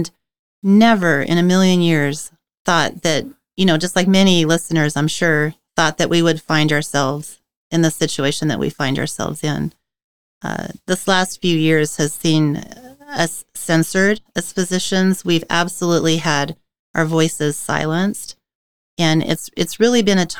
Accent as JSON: {"language": "English", "area": "the Northwest", "region": "Pacific Northwest", "country": "United States", "tie": "born or raised there", "said": "I was born here in the Northwest to parents who fled from communism"}